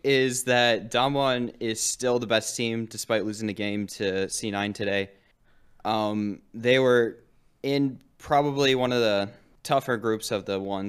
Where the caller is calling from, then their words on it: Henrietta, New York, United States; Henrietta, New York.